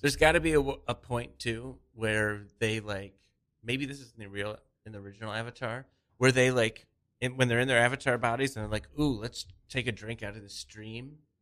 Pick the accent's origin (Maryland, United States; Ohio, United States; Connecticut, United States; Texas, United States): Ohio, United States; Cleveland; I was growing up in Cleveland